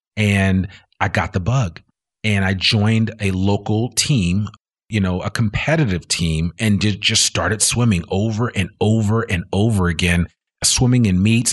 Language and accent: English; New Jersey, United States; I grew up in New Jersey.